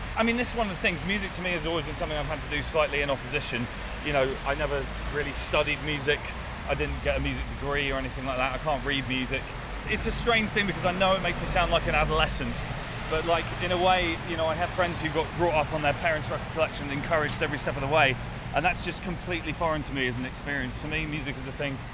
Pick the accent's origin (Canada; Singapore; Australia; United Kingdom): United Kingdom; Winchester, South East England; I was raised just outside Winchester